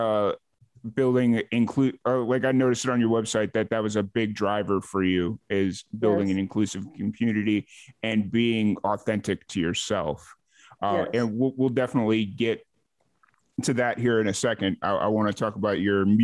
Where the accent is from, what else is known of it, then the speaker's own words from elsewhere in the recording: Chicago, Illinois, United States; I grew up in Illinois. I grew up on the south side of Chicago